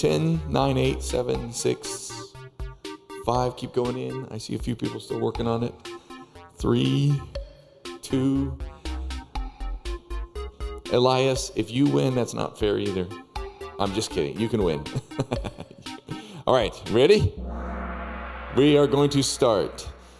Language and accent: English; Peru; Anyway, so we have been in Peru for quite some time. I was born and raised way up in the Andes Mountains